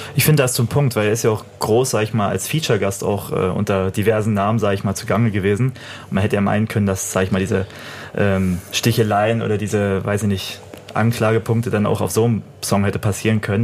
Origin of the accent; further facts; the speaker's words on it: Cottbus, Brandenburg, Germany; Person of Color aus Cottbus stammt. Als ich gesagt habe, ich komme aus Cottbus